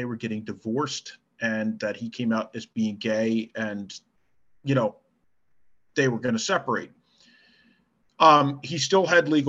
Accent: East Coast of the United States, United States; I'm from the East Coast of the United States.

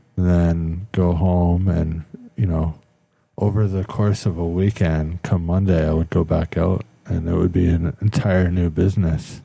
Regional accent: Newfoundland and Labrador, Canada; moved away as an adult; now in South Korea; My family is obviously being Irish and from Newfoundland

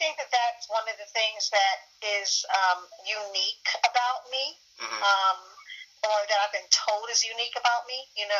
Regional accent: Ghana; born there; Because I am African, I was born in Ghana, West Africa.

